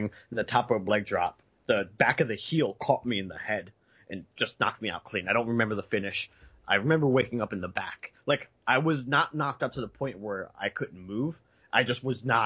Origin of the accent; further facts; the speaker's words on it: near Philadelphia, New Jersey, United States; I didn't grow up in Philadelphia proper. I grew up across the bridge.